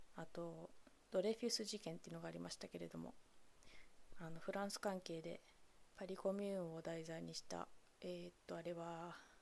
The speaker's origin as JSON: {"language": "Japanese", "town": "Kamogawa", "region": "Chiba", "country": "Japan", "tie": "born or raised there", "said": "私千葉県の鴨川市出身"}